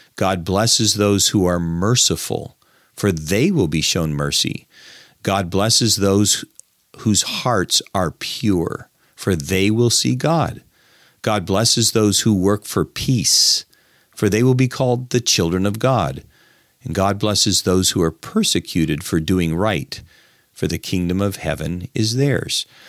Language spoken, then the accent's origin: English; United States; as an American